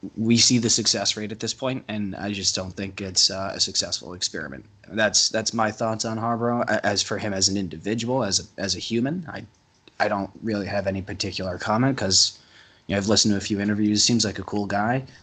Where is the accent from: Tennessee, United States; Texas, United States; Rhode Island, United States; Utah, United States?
Rhode Island, United States; Rhode Island, my home state